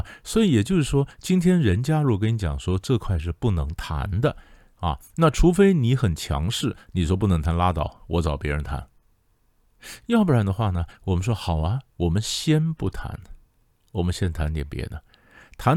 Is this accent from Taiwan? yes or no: no; China; 你说，你说我们中国人啊，我们这个谈判呢，其实不要讲中国人，整个东方人都这样的